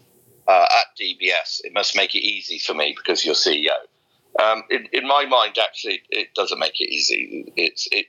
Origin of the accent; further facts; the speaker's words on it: Somerset, South West England, United Kingdom; also born or lived in Australia / Sumatra, Indonesia; now in Singapore; I grew up in a very deprived part of Somerset in west coast of England, in a little village with about 200 people